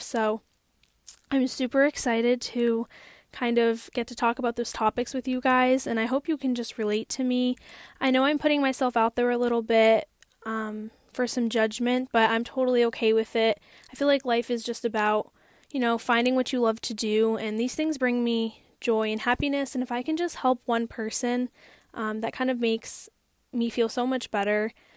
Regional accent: Hampden, Massachusetts, United States; I am born and raised in Hampden, Massachusetts

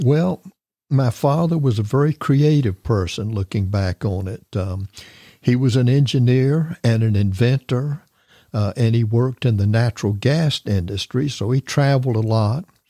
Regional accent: Tampa, Florida, United States; moved away as an adult; also born or lived in Jacksonville, Florida; I'm an actual Floridian

